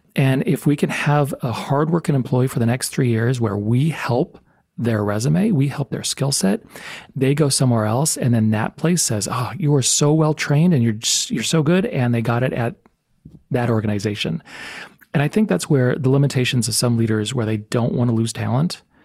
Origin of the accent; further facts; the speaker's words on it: El Paso, Texas, United States; now in Tucson, United States; I grew up in El Paso, Texas.